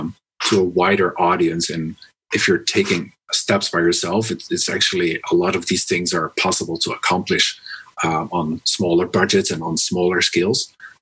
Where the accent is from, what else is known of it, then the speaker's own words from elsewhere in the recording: Netherlands; now in China; I'm from the Netherlands. I live in China, so I'm a non-resident of the Netherlands.